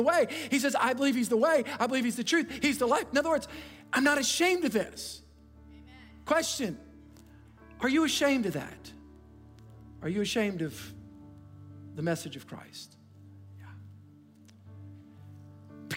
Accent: United States; I'm an American

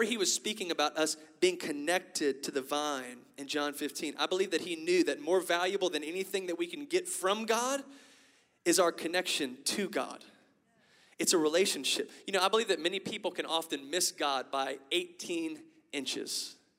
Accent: Lafayette, Louisiana, United States; And I have a Cajun family. I'm from Lafayette, Louisiana, y'all. So I got a Cajun family, okay? And you might not be able to hear my strong accent right now.

